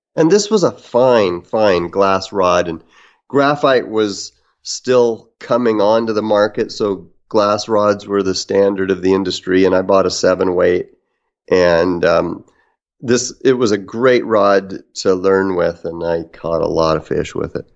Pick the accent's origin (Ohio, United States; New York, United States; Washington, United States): Washington, United States; Kalama; also born or lived in Vancouver, Washington; I grew up in the Northwest um, on the Kalama River, on the North Fork Lewis, and then lived on the Columbia. So Kalama, Washington, and uh, Vancouver, Washington.